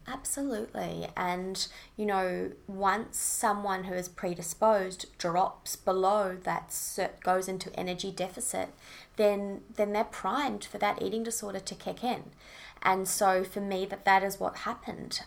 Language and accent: English; Auckland, New Zealand; moved away as an adult; now in Sunshine Coast, Australia; I'm originally from Auckland, New Zealand.